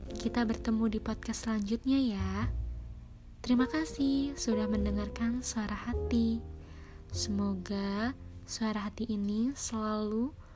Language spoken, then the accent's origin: Indonesian; Cirebon, West Java, Indonesia; Aku lahir di kota Cirebon